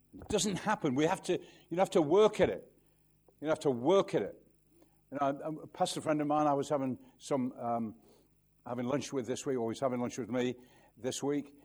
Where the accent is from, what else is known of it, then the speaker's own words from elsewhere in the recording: Manchester, North West England, United Kingdom; I'm from Manchester, you know, where the birds don't sing the cough. I mean, there's nothing green around there. You know, I, I live in the countryside now, but I was brought up in the inner city